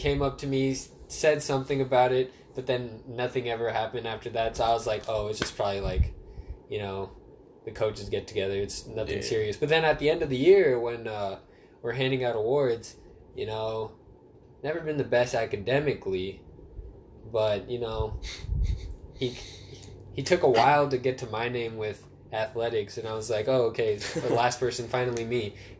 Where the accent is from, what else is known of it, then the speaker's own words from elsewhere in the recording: California, United States; also born or lived in Pakistan; Yeah, I was born in Pakistan, but I don't really remember much. I was born there, but I moved from Pakistan to California when I was around 6 months.